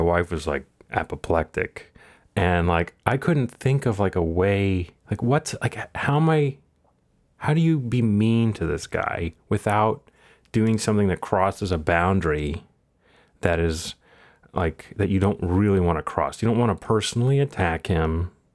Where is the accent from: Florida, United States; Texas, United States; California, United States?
Texas, United States; born or raised there